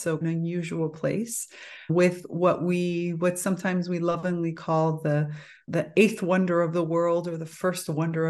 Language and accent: English; Miami, Florida, United States; Yeah, so I grew up in Miami, which of course being Cuban means that I was, and I'm Miami in the 1980s.